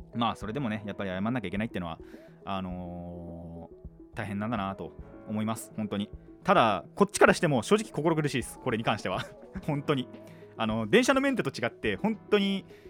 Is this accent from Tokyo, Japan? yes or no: no; Kanagawa, Japan; 実家っていうか、地元に帰ってきた